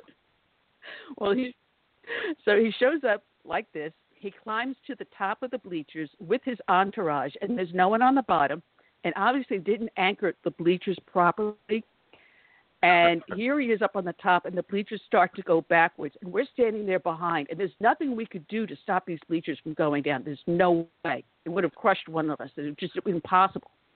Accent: New York, United States; moved away; I grew up in New York, and I was living there at the time of the Tawana Brawley um, hoax.

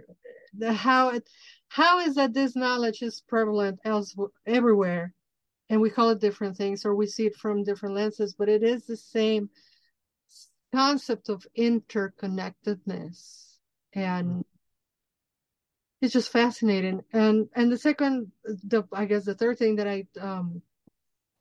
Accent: Mexico City, Mexico; I'm from Mexico, I grew up in Mexico City

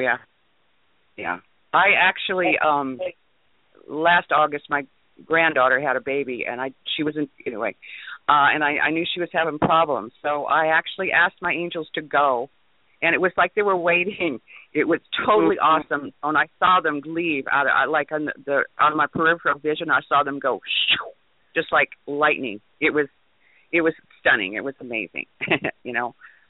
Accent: Las Vegas, Nevada, United States; well, I was raised in Vegas

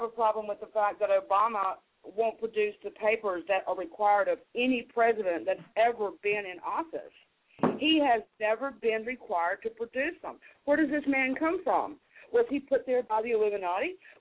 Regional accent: United States; as an American

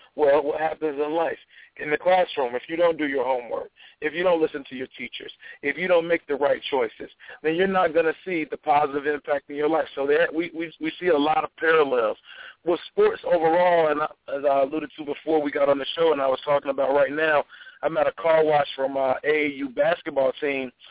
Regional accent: Atlanta, Georgia, United States; moved away as an adult; now in Charlottesville, United States; as I was growing up in Atlanta

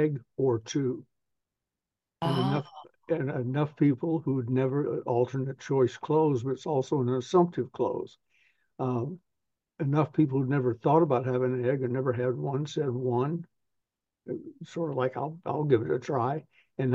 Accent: the South, United States; I'm from the South

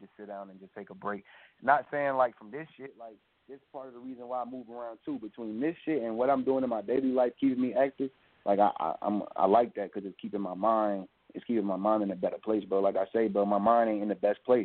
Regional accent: the South, United States; I'm from the South

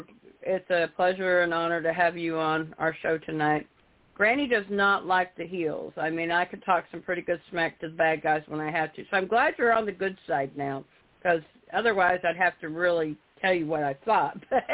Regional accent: Kansas, United States; now in Arkansas, United States; I'm originally from Kansas. I live in Arkansas now

